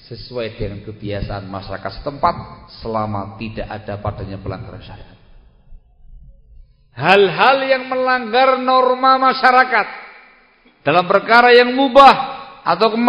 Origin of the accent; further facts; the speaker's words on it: Java, Indonesia; Kurang banyak tahu, saya orang Jawa ini.